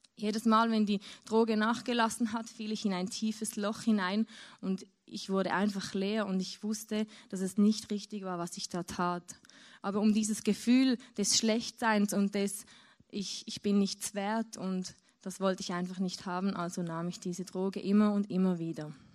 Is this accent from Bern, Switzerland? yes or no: no; near Zurich, Switzerland; ich bin in Zürich aufgewachsen, also in der Nähe von Zürich, in der Schweiz.